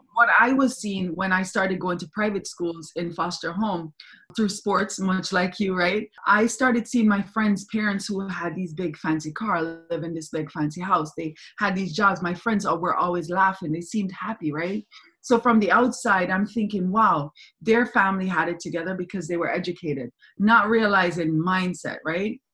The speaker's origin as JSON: {"language": "English", "town": "Kingston", "country": "Jamaica", "tie": "born or raised there", "moved": "yes", "said": "I'm from Jamaica, I'm from Kingston, Jamaica. I was born there. My mother's Cuban, my dad's German, but I was born in Kingston, Jamaica. And that's where I spent my whole entire um, upbringing."}